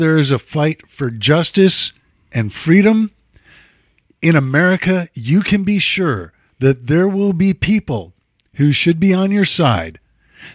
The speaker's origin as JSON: {"language": "English", "town": "Chicago", "region": "Illinois", "country": "United States", "said": "I'm from Chicago."}